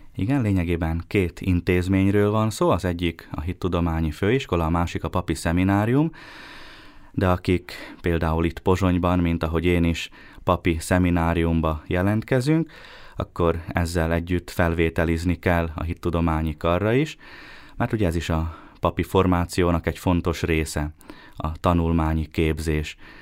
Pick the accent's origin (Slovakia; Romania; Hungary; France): Slovakia; Bíňa, Nitra Region; moved away as an adult; also born or lived in Štúrovo (Párkány) / Rome; now in Bratislava, Slovakia; kiskorom óta minisztráltam a Bényi templomban